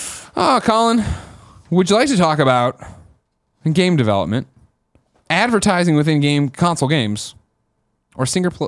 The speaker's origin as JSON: {"language": "English", "region": "New England", "country": "United States", "said": "I'm from New England."}